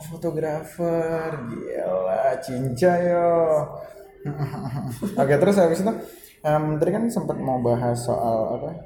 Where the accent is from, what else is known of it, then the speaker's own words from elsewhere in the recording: Jakarta, Indonesia; gue pun sebagai orang Jakarta yang mata nya udah puluhan ribu tahun tinggal di Jakarta